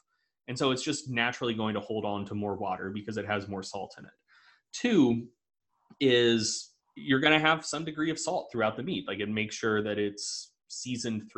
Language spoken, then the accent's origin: English; the South, United States; I'm from the South.